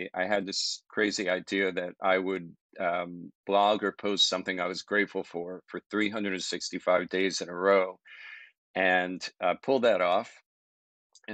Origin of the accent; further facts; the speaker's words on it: East Coast, United States; moved away as an adult; also born or lived in Providence, Rhode Island / Boston, Massachusetts; now in West Coast, United States; I grew up on the East Coast